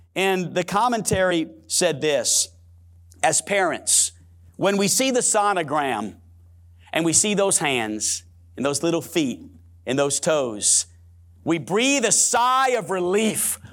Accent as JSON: {"language": "English", "town": "New Orleans", "region": "Louisiana", "country": "United States", "tie": "born or raised there", "said": "I'm born and raised in New Orleans, Louisiana, and I can say it like it's supposed to be said, New Orleans"}